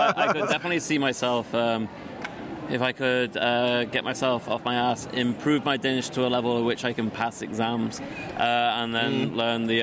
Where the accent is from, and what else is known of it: England, United Kingdom; moved away as an adult; now in Copenhagen, Denmark